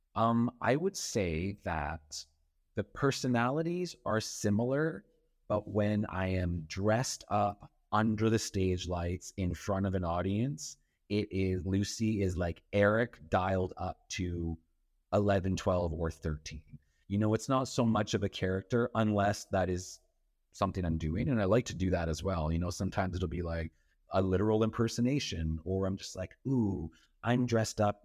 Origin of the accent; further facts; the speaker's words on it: Powassan, Ontario, Canada; moved away as an adult; now in Toronto, Canada; grew up outside of Powhatan, Ontario, the art of Powhatan. It's outside of North Bay